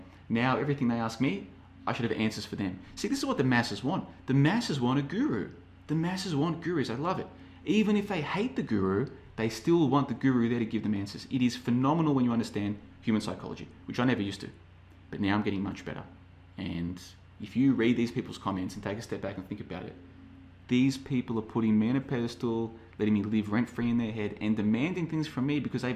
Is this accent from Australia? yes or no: yes; Australia; moved away; I'm from Australia originally.